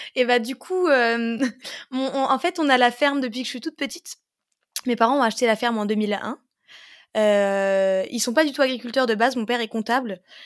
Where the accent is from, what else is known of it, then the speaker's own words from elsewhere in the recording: Pange, Grand Est, France; je viens de Pange, mais euh, c'est vrai que j'ai tendance à dire Metz parce que c'est la grande ville qui est à côté.